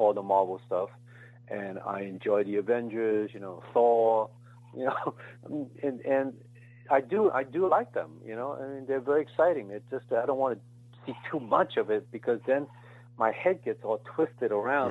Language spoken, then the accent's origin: English; United States; born or raised there